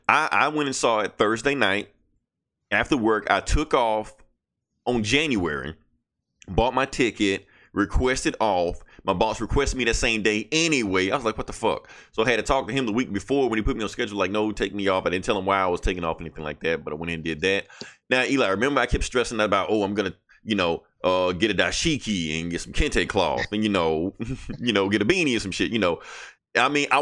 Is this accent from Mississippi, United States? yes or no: yes; Mississippi, United States; I'm from Mississippi